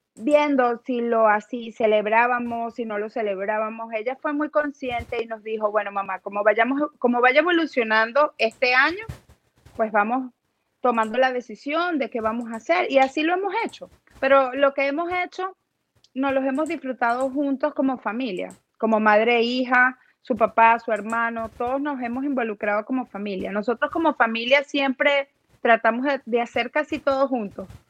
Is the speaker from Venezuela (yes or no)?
yes; Cagua, Aragua, Venezuela; moved away as an adult; also born or lived in Caracas / Maracay; now in Central Florida, United States; yo nací en Caracas y me fui muy pequeña al estado de Aragua. Ahí pues vivíamos en Cagua. Yo llegué como a los cuatro añitos a Cagua, en Aragua. Y pues allí estudié mi primaria, mi secundaria